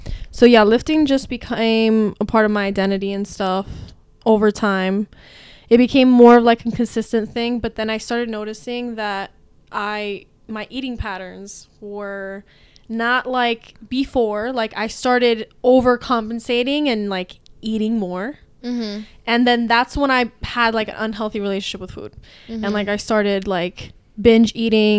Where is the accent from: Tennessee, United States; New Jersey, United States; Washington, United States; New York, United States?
New Jersey, United States; Hudson County; I'm from Hudson County. I grew up in this area.